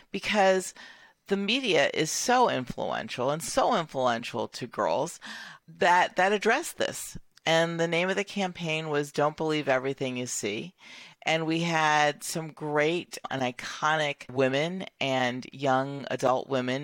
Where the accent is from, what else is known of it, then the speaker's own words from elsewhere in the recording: Clemson, South Carolina, United States; I grew up in a small town in Clemson, South Carolina